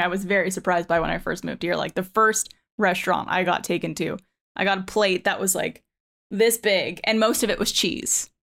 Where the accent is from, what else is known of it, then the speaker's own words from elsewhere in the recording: Montreal, Quebec, Canada; moved away as an adult; now in Austin, United States; I'm originally from Montreal, Canada